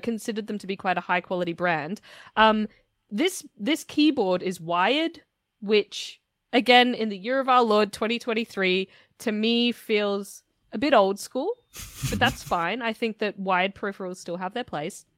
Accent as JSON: {"language": "English", "country": "Australia", "tie": "born or raised there", "said": "I was born and raised in Australia"}